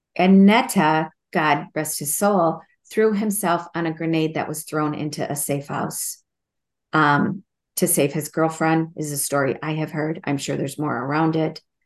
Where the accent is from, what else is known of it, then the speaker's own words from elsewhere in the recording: Minnesota, United States; as a Minnesotan, as a teacher